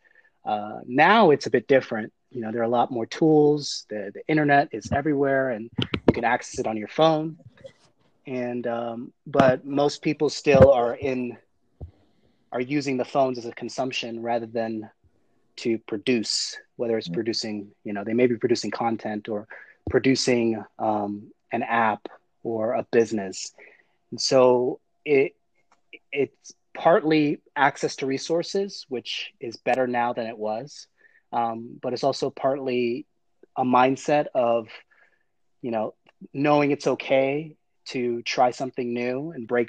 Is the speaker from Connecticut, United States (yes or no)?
no; South DeKalb, Georgia, United States; I grew up in South DeKalb, which is predominantly African-American, Black, suburban community